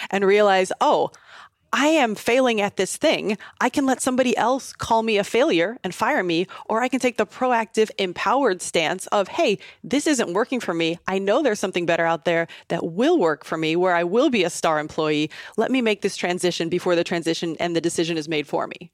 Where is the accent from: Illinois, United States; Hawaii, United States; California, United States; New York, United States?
Illinois, United States; Southern; I grew up in Southern Illinois, about twenty minutes outside of Saint Louis, so very small kind of farm town